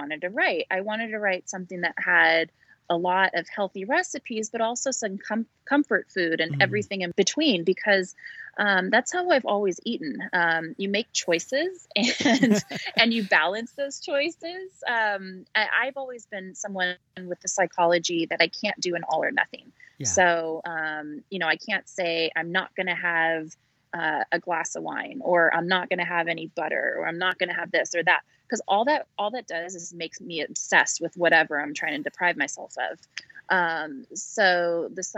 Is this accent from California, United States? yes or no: yes; Northern California, United States; I born and raised in Northern California, just outside of Napa Valley